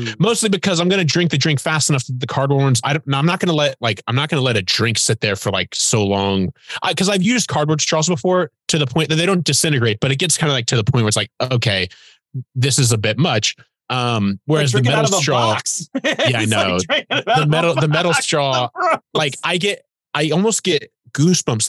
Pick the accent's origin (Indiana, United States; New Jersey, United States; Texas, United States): Indiana, United States; Fort Wayne; I was born and raised in Fort Wayne, Indiana, which is up in the north